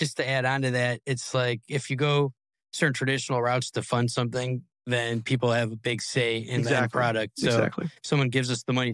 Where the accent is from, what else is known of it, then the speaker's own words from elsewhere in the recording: Cleveland, Ohio, United States; now in Las Vegas, United States; I grew up in Cleveland